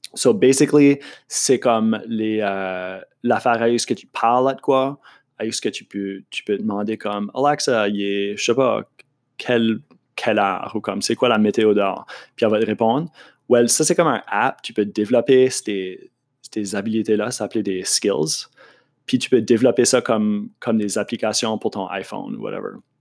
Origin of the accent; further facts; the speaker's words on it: Moncton, New Brunswick, Canada; accent: Acadian French; also born or lived in Montreal; Je, viens de Moncton. Euh, je suis acadien, comme tu as, pu deviner de mon accent